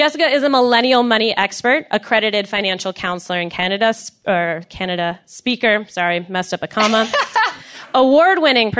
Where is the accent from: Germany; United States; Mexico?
United States; I am an American